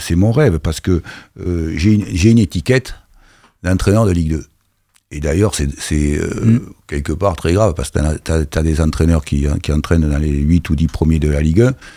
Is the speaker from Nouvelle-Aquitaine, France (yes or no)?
yes; Bordeaux, Nouvelle-Aquitaine, France; now in Caen, France; je suis un bordelais